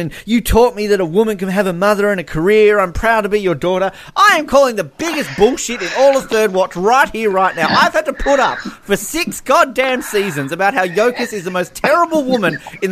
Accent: Australia; I'm Australian.

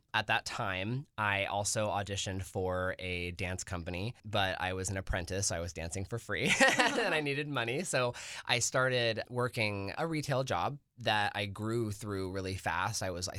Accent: Lake Helen, Florida, United States; I was born and raised in Florida. I'm from a really small city called Lake Helen, very close to Daytona Beach

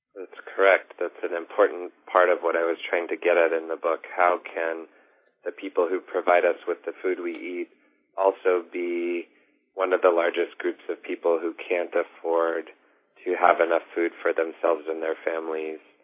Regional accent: Washington, United States; as a kid growing up in Washington state in a relatively privileged semi-urban, semi-suburban neighborhood

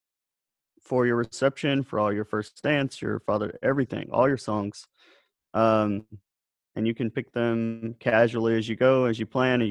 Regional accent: South Alabama, United States; I grew up in South Alabama

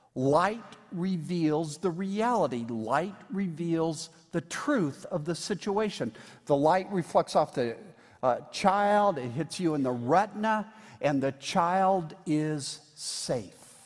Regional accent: Indiana, United States; I'm from Indiana

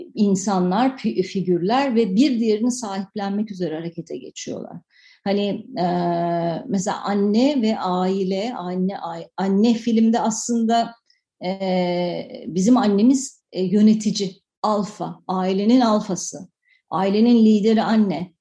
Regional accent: Turkey; Ben e, 73 doğumlu bir insanım ve 80'li yıllarda büyüdüm. Ve e, 80'li yıllarda Türkiye'de

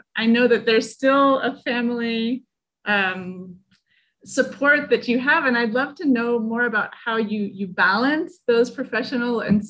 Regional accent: Raton, New Mexico, United States; my hometown of Raton

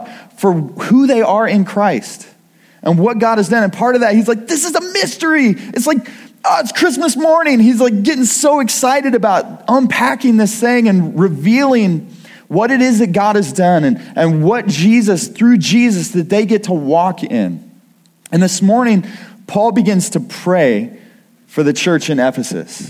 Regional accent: Kirksville, Missouri, United States; also born or lived in Iowa; now in Missouri, United States; I grew up in Kirksville, Missouri, but I haven't been in Missouri for a while

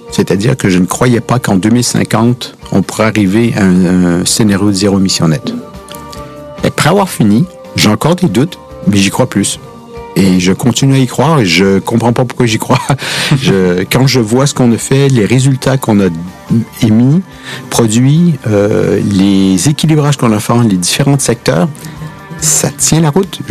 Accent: Quebec, Canada; accent: Québécois; now in France; vous avez peut-être remarqué à l'accent que je suis québécois

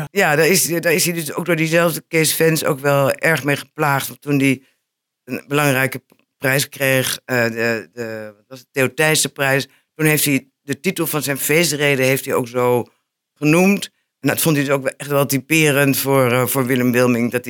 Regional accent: Enschede, Overijssel, Netherlands; ik ben een geboren Enschedeër.

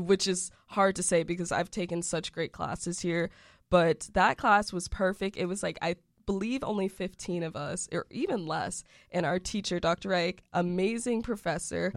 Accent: Windermere, Florida, United States; also born or lived in Orlando, Florida; I'm actually originally from Orlando, Florida, but more specifically, I grew up in Windermere

